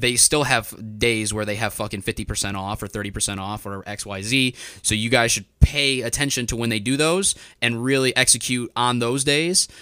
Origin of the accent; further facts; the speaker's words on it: Northwest Indiana, United States; I'm from Northwest Indiana.